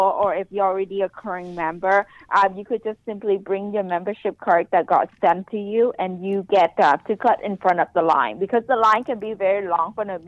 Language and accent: English; Ho Chi Minh City, Vietnam; now in United States; I was born in Saigon, Vietnam.